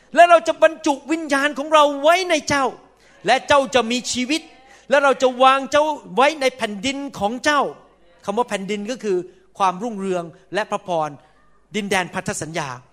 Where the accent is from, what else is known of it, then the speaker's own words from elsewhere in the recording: Thailand; moved away as an adult; now in United States; ผมเป็นคนไทยแน่นอน